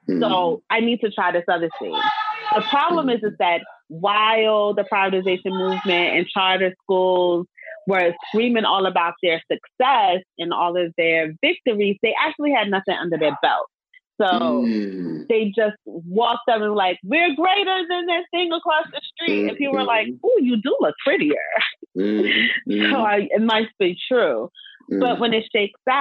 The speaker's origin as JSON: {"language": "English", "town": "New York City", "region": "New York", "country": "United States", "tie": "born or raised there", "said": "I am a Black woman from Brownsville, Brooklyn"}